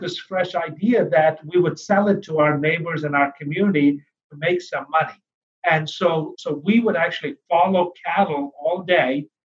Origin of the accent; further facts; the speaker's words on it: India; also born or lived in Pennsylvania, United States; now in Florida, United States; I was born in India um, uh, on the foothills of the Himalayas